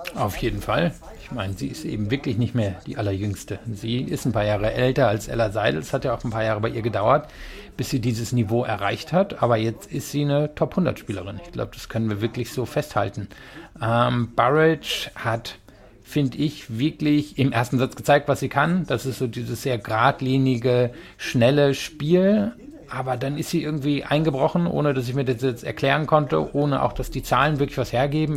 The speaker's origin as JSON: {"language": "German", "region": "Rhineland", "country": "Germany", "said": "ich komme ja eigentlich aus dem Rheinland"}